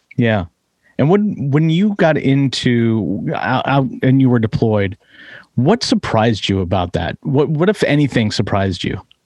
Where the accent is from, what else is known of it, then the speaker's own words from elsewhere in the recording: East Bay, California, United States; I grew up in the East Bay as well